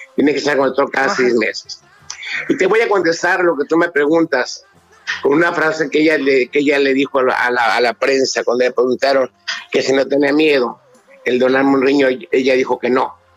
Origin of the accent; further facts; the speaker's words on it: Mexico; nosotros como mexicanos